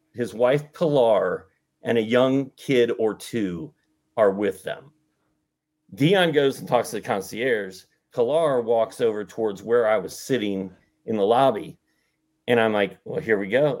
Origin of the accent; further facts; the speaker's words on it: Indianapolis, Indiana, United States; moved away; I grew up in Indianapolis